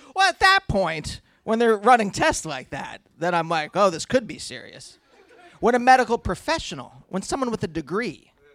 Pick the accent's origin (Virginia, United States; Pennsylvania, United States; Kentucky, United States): Pennsylvania, United States; Reading; the hospital in my hometown